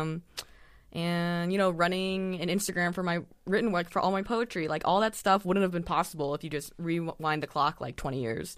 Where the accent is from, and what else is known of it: San Diego, California, United States; born or raised there; also born or lived in Saint Louis, Missouri / Claremont, California